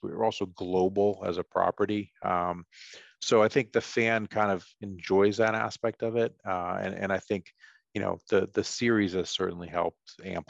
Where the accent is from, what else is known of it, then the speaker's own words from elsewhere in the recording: Boston, Massachusetts, United States; I grew up in Boston. I'm fortunate to have 6 Super Bowl rings as a Patriots fan.